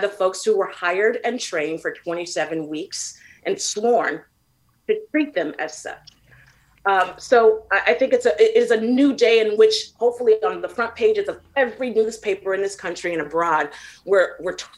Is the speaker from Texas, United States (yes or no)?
no; San Francisco, California, United States; I grew up in San Francisco